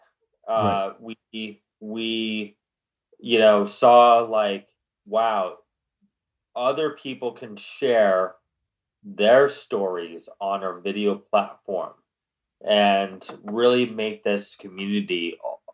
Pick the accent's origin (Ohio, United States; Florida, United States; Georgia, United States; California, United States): California, United States; Palm Springs; moved away as an adult; also born or lived in Germany / Seattle / Los Angeles / New York; I was born in Germany. I lived a little in Seattle, grew up in Palm Springs and lived in LA for 9 years before heading out to New York